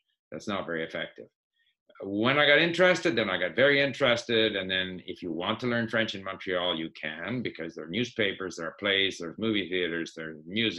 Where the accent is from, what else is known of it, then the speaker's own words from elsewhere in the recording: Sweden; born there; So I was born in Sweden.